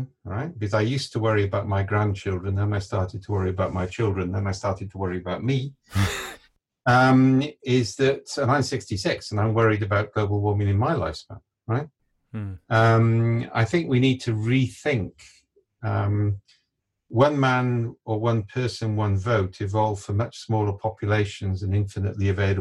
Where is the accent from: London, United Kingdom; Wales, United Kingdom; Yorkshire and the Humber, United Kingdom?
Wales, United Kingdom; I'm Welsh